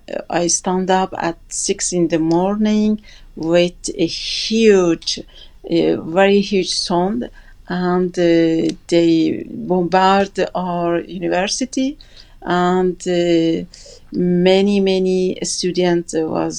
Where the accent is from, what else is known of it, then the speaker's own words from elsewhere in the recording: Gilan, Iran; English is a second language; north of Iran, where I am from, is Gilan